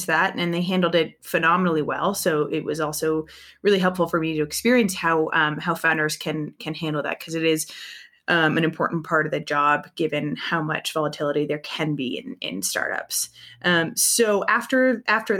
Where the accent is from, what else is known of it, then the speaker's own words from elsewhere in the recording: East Coast, United States; now in San Francisco, United States; I grew up on the East Coast